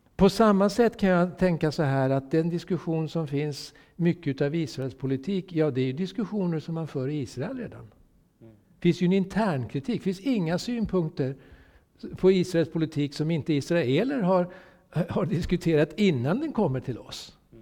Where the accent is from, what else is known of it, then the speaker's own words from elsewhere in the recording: Sweden; jag är solidarisk svensk